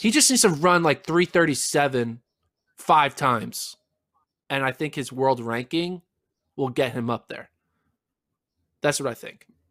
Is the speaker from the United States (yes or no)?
yes; Austin, Texas, United States; we're from Austin